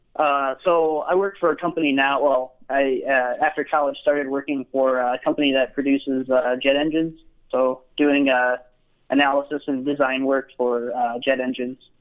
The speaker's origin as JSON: {"language": "English", "town": "Grand Rapids", "region": "Michigan", "country": "United States", "tie": "born or raised there", "moved": "as an adult", "lives_now": "Utah, United States", "said": "I grew up in Grand Rapids, Michigan area, sort sort of over uh, the west side of the state."}